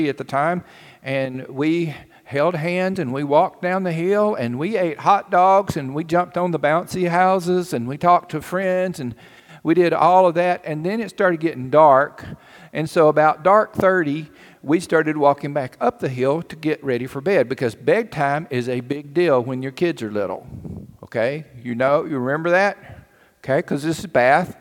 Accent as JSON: {"language": "English", "town": "Cherokee", "country": "United States", "tie": "born or raised there", "moved": "yes", "said": "we moved to a little town called Cherokee. And some of you may know that that's my hometown."}